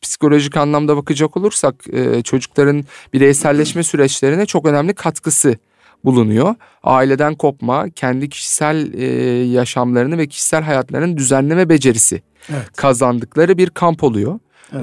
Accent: Alanya, Antalya, Turkey; Antalya, Alanya kampı düzenlemiş bulunuyoruz. Evet benim de memleketim

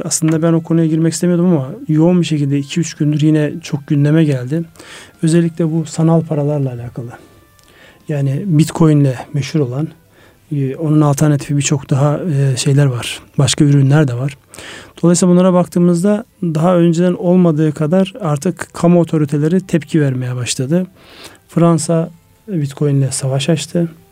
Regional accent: Ardahan, Turkey; benim memleketim Ardahan

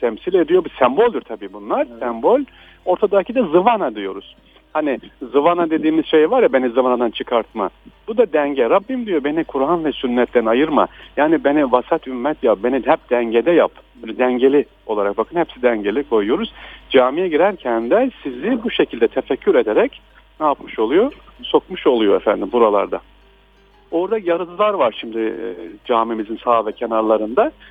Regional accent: Aksaray, Aksaray Province, Turkey; ben de Aksaraylıyım.

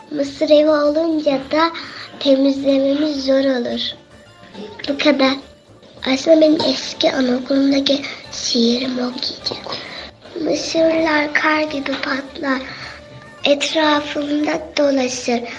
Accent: Konya, Turkey; Konya, Konyalıyım.

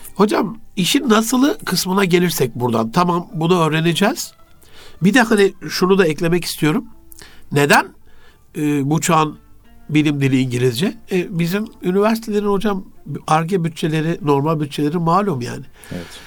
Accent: Turkey; bir Türk olarak

